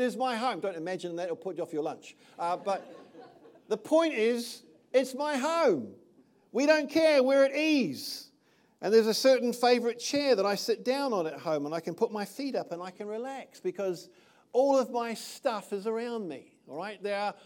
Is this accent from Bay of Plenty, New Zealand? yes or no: no; Titahi Bay, Wellington, New Zealand; moved away as an adult; also born or lived in England; I was born over here in Te Tahi Bay many years ago now, many moons. I was raised in this country.